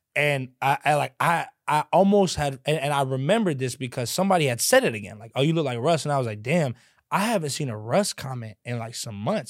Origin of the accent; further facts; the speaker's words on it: Louisville, Kentucky, United States; I sound a certain way because I'm from a certain place